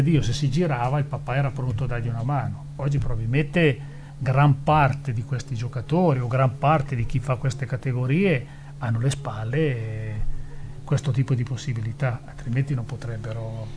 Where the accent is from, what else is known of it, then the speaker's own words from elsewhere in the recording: Erba, Lombardy, Italy; del mio paese di Erba